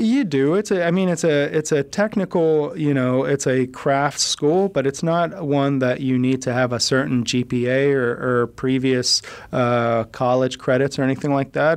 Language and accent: English; United States; I'm American